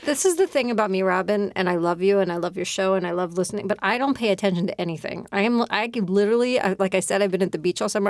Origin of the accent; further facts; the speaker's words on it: Philadelphia, Pennsylvania, United States; I grew up in Philadelphia.